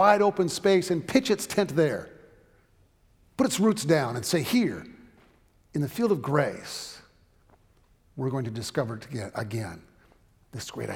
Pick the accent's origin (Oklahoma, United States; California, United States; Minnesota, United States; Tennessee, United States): California, United States; Southern; when I was growing up in Southern California